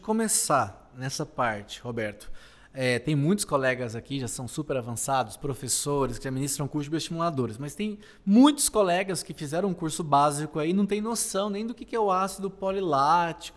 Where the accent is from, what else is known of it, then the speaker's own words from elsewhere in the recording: interior of Minas Gerais, Brazil; Lá no interior de Minas, onde eu nasci